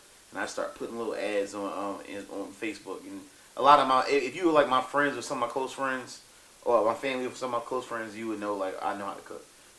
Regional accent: Philadelphia, Pennsylvania, United States; I'm from Philadelphia.

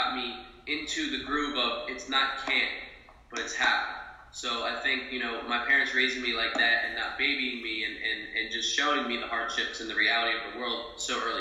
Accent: New Jersey, United States; moved away as an adult; now in Tampa, United States; I was born in New Jersey

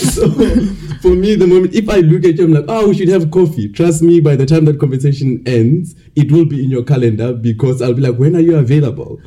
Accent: Bloemfontein, Free State, South Africa; moved away as an adult; also born or lived in Cape Town; I'm um, from South Africa, um, a land full of many amazing dancing people, no lies. um, I grew up in uh, Bloemfontein, but for the past while I've been in Cape Town

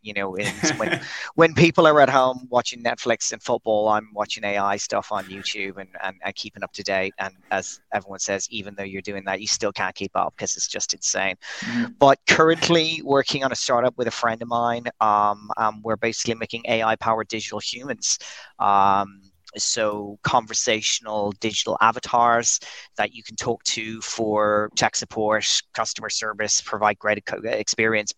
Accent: Dublin, Leinster, Ireland; moved away as an adult; also born or lived in Dubai; now in Brazil; I'm Irish. I'm from Dublin, not too far away from you guys, but I'm currently halfway across the world in Brazil

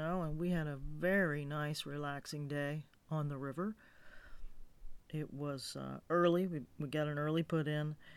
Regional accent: Florida, United States; moved away as an adult; now in Montana, United States; I grew up in Florida, and I've been gone for almost 2 years, living in Montana

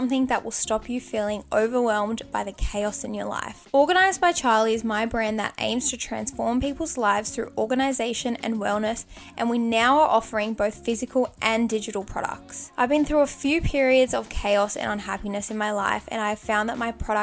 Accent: Australia; I'm an Aussie gal

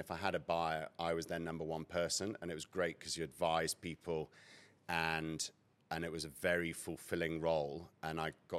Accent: United Kingdom; moved away as an adult; now in Cape Town, South Africa; So I actually grew up here and schooled here till I was 8. I was shipped off to boarding school in the UK.

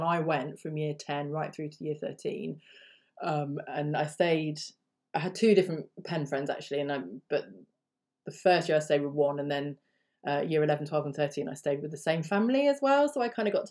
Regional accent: United Kingdom; first language English; as a British person

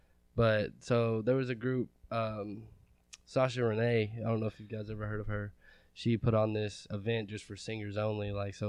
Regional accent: Litchfield, Kentucky, United States; Litchfield, Kentucky.

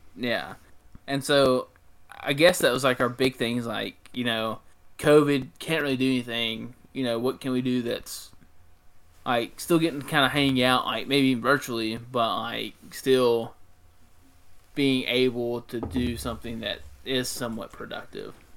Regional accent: Mississippi, United States; I'm from Mississippi.

